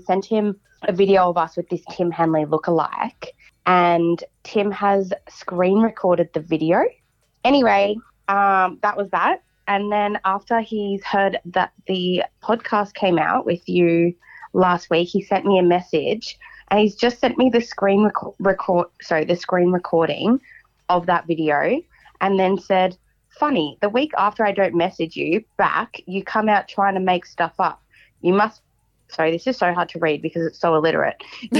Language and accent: English; Cairns, Queensland, Australia; I'm from Cairns.